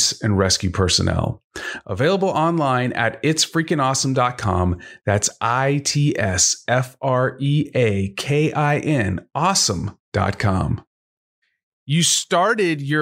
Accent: Richardson, Texas, United States; now in Houston, United States; I grew up in the Richardson area with the telecom corridor

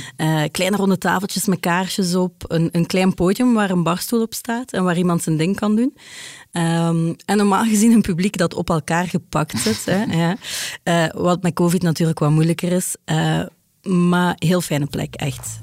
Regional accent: Ghent, Flanders, Belgium; ik ben van Gent

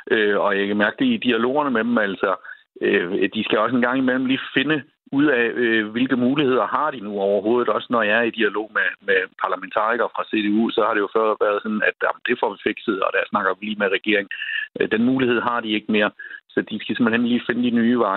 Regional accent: Schleswig-Holstein, Germany; en lille kurv med æbler fra grænselandet. Øh, økologiske æbler, øh, både for at vise, øh, hvor jeg kommer fra

